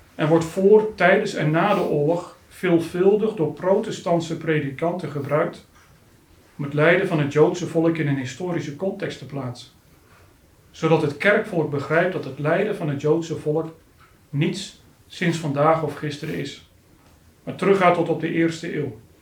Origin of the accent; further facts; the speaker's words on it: Harderwijk, Gelderland, Netherlands; Harderwijk, de plaats waar ik ben opgegroeid